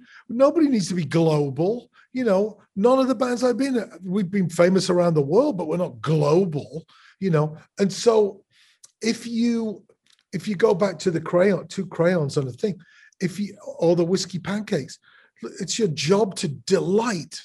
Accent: England, United Kingdom; now in Chicago, United States

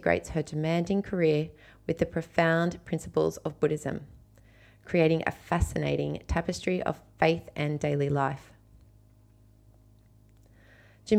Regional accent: Australia; my little Australian life

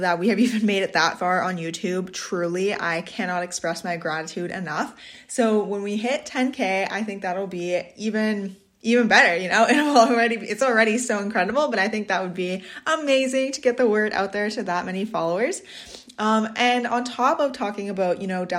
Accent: Swan Lake First Nation, Manitoba, Canada; I'm from Swan Lake First Nation, Treaty 1 Territory, Bear Clan

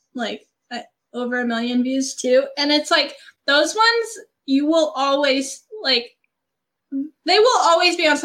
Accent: small town in Georgia, United States; I grew up in a small town in Georgia. That's where I'm from.

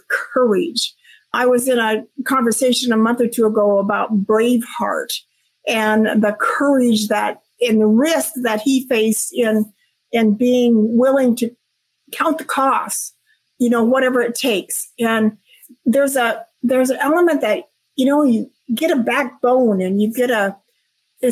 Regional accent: Washington, United States; moved away as an adult; also born or lived in Tampa, Florida; I was born and raised in Washington State. I moved all the way across country to Tampa, Florida with my job

